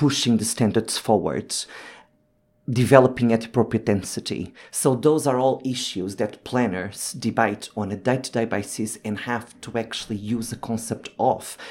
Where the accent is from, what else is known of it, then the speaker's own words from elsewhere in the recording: Lisbon, Portugal; moved away as an adult; now in London, United Kingdom; I am originally from Portugal, so I have lived in Lisbon and I have been living in London for the last fifteen years